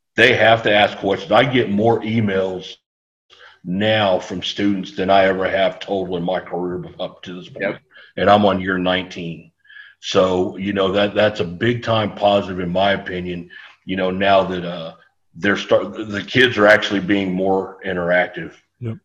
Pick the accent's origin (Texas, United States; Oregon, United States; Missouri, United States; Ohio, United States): Texas, United States; San Antonio; I grew up here in San Antonio. I, I went to Marshall High School